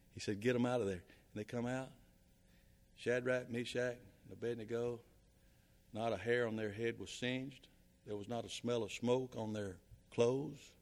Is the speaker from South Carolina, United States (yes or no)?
yes; South Carolina, United States; moved away; I'm from South Carolina.